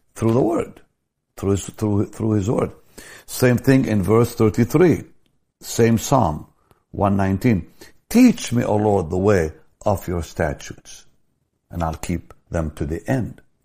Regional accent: Jaffa, Tel Aviv District, Israel; I grew up in the Catholic school in Jaffa, we prayed every day

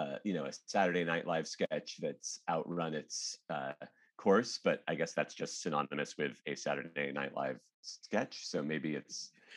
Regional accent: Portland, Oregon, United States; I grew up in Portland, Oregon, where I live now.

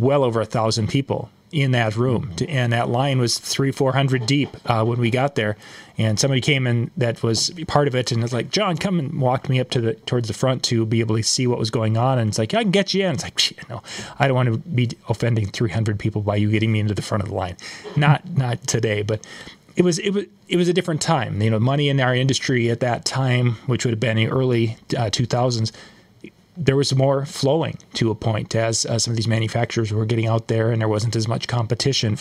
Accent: Midwest, United States; I am from the Midwest

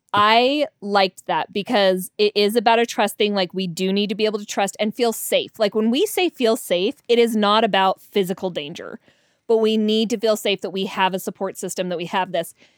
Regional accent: Denver, Colorado, United States; now in Utah, United States; I'm from Denver

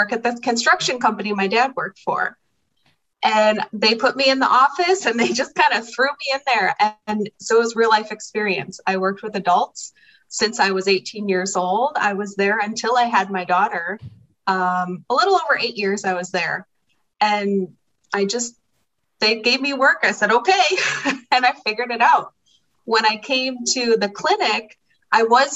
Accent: Chicago, Illinois, United States; moved away as an adult; now in Hot Springs Village, United States; We're from Chicago. I was born and raised, and we've been here ever since

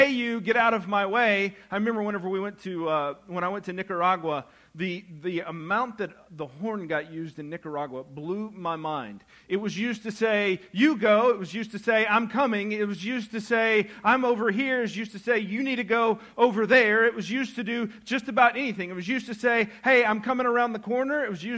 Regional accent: United States; as an American, as a good patriotic American

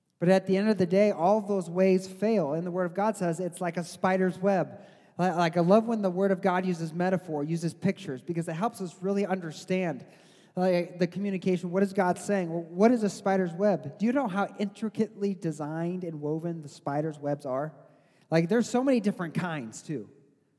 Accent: Missouri, United States; I grew up in Missouri

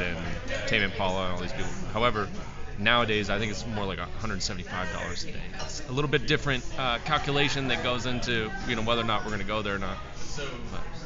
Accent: Seattle, Washington, United States; I'm born and raised in Seattle

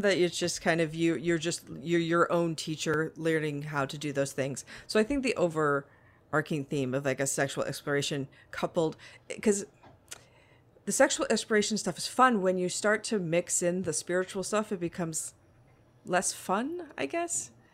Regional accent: Las Vegas, Nevada, United States; I'm from Las Vegas.

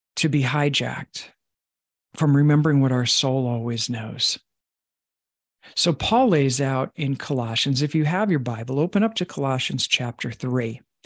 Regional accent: Long Island, New York, United States; I was raised in Long Island

